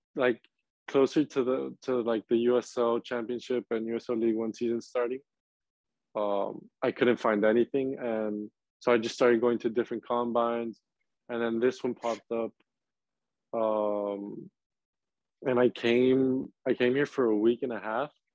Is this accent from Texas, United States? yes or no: yes; Laredo, Texas, United States; moved away as an adult; now in Charlotte, United States; I'm from Laredo, which is two and a half hours away from from RGV.